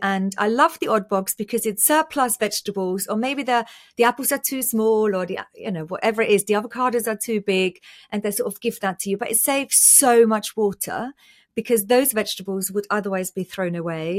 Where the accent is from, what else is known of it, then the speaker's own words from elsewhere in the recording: Austria; moved away; I was born and raised in Austria and my whole family is still in Austria.